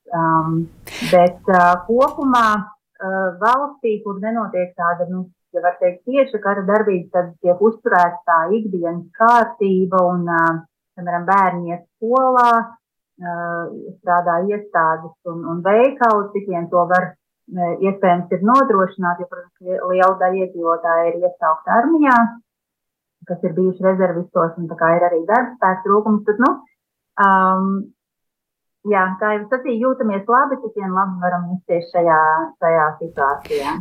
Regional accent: Latvia; now in Israel; Mēs esam latvieši šeit, bet tā pašā laikā mēs esam pilntiesīgi Izraels iedzīvotāji.

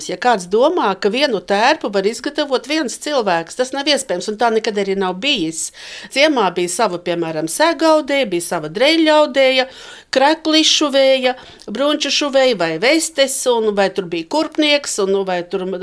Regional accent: Riga, Latvia; now in Liepaja, Latvia; Nē es īstenībā esmu rīdziniece. Viss man bērnība pagāja pie Jugas ezera, tikai šai pusē, Rīvdabas muzejam pretējā pusē.

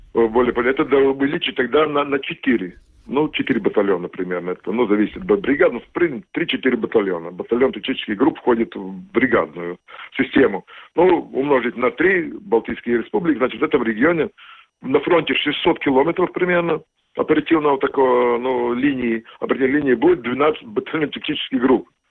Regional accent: Latvia; Russian is a second language; я латвий, я латыш

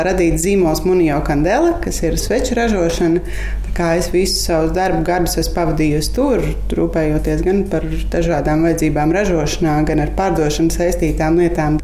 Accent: Riga, Latvia; moved away as an adult; also born or lived in Jūrmala; now in Irlava Parish, Latvia; Es savukārt esmu no Rīgas, dzimusi un nu, augusi tieši uz Brīvības ielas.

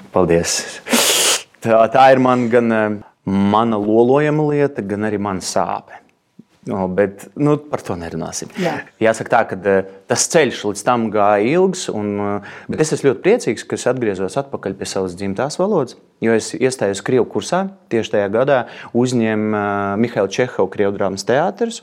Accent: Ugāle, Ventspils Municipality, Latvia; now in Riga, Latvia; es esmu piedzimis kurzemē. Jā. Es nāku no tāda no Vēncpils novada. Ugāles pagastā tāda maza vietiņa

